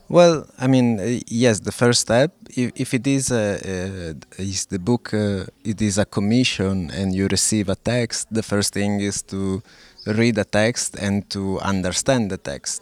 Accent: Lodi, Lombardy, Italy; English is a second language; moved away as an adult; now in Porto, Portugal; I was born in Lodi in northern Italy, mm-hmm. although I haven't been living in Italy for uh, I think 17 years. Uh, I'm currently living in Porto

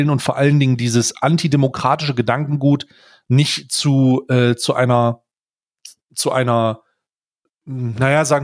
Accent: East Germany, Germany; ob ich denn Rechtsextremer bin und ob so und warum so viele Rechtsextreme bei uns im Osten sind.

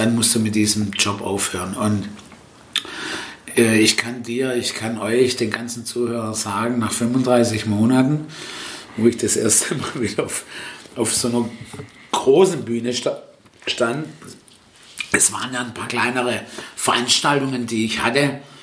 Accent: Stuttgart, Baden-Württemberg, Germany; first language Italian; German is a second language; now in Waiblingen, Germany; wo ich auch herkomme oder aufgewachsen bin in Stuttgart-Möhringen

